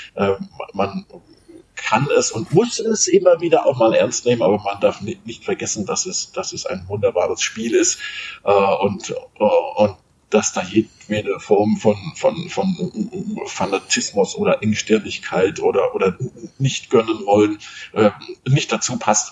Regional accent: Munich, Bavaria, Germany; moved away; also born or lived in Middle Franconia; bin ich ein, ein Münchner Kindle, also in München aufgewachsen

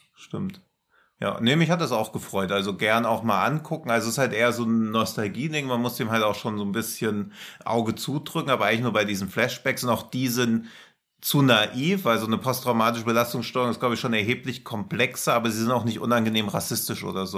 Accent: near Rotenburg an der Fulda, Hesse, Germany; ich komme da ja aus der Nähe

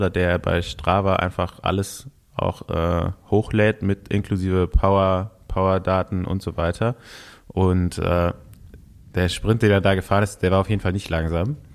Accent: Cologne, North Rhine-Westphalia, Germany; Also ich habe natürlich hier den, den Locals als Kölner, äh, also André Greipel und Rick Zabel, die Daumen gedrückt.

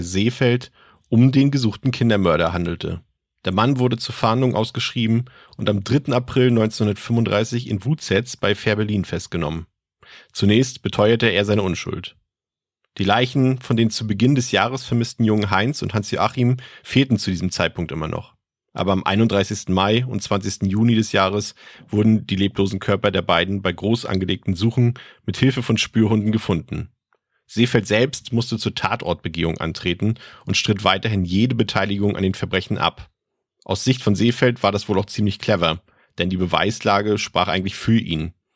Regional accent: Mecklenburg-Vorpommern, Germany; aus meiner Heimat, aus Mecklenburg-Vorpommern

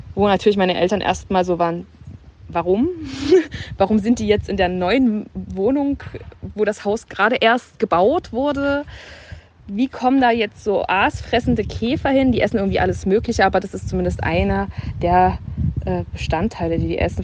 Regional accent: Dresden, Saxony, Germany; ich komme aus Dresden

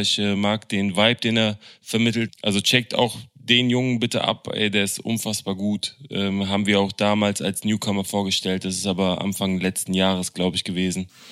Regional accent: Berlin, Germany; als Berliner

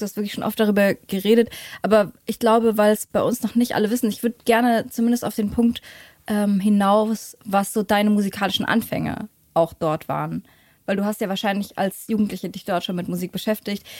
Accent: Leipzig, Saxony, Germany; Ich komme aus äh, Leipzig. Mhm. Zwar in Konnewitz geboren, aber wir waren dann so ein bisschen auf dem, äh, am Rand, haben wir gewohnt

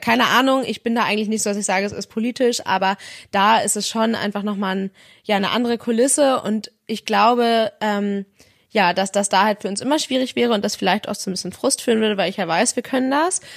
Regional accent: Northern Germany, Germany; für mich als Norddeutsche

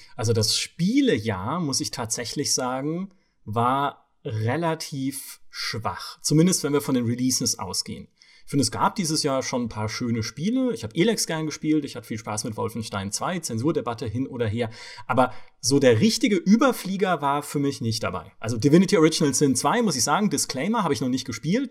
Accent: Southern Germany, Germany; moved away; ich komme aus Süddeutschland

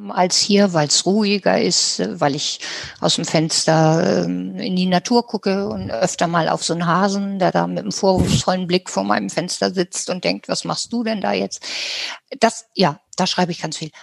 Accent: Germany; wir haben als Deutsche erlebt

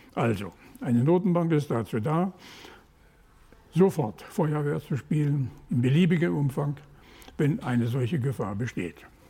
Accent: Ruhr area, North Rhine-Westphalia, Germany; Ich komme aus dem Ruhrgebiet

